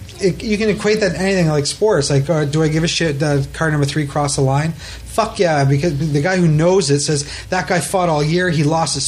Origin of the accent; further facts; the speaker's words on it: Ottawa, Ontario, Canada; moved away; I'm from Ottawa.